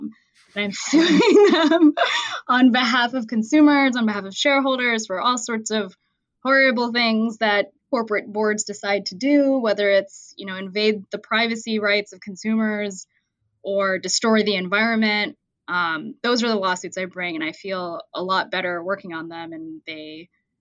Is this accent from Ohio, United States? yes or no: yes; Columbus, Ohio, United States; also born or lived in Washington, D.C.; moved back to my hometown of Columbus, Ohio